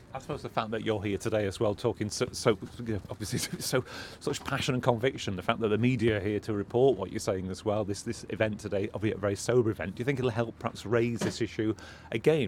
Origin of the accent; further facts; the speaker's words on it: Morecambe, North West England, United Kingdom; I'm from Morecambe, you know, people I grew up and went to school